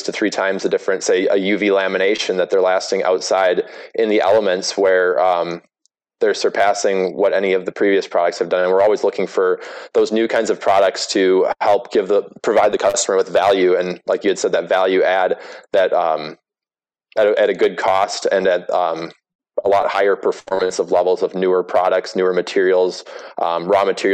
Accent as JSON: {"language": "English", "region": "Wisconsin", "country": "United States", "tie": "born or raised there", "said": "I grew up in Wisconsin"}